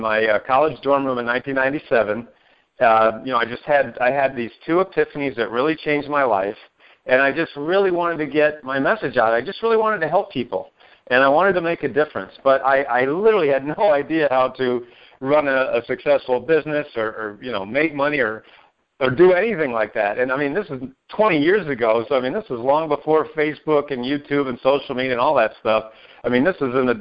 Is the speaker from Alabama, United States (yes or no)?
no; Maine, United States; moved away as an adult; now in Northeast Ohio, United States; I'm not from Ohio. No, I'm from Maine